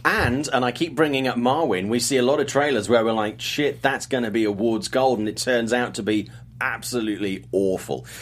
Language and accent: English; United Kingdom; I'm British